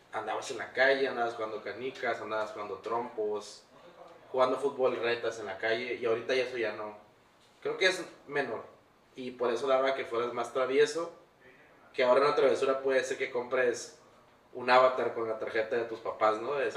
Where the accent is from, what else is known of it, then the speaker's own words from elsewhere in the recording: Tijuana, Baja California, Mexico; also born or lived in Angostura, Sinaloa / United States; yo soy nacido aquí en Tijuana, fui criado en Sinaloa, en Angostura, Sinaloa. mis papás me llevaron como tenía como 20 días de nacido, algo así crecí en un ranchito que se llama Rafael Buena en el municipio mm, Ejido, no sé cómo se dice, Angostura.